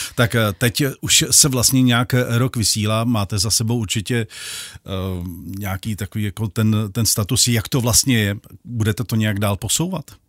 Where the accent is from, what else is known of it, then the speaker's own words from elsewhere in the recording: Vrchlabí, Hradec Králové Region, Czechia; já jsem z Vrchlabí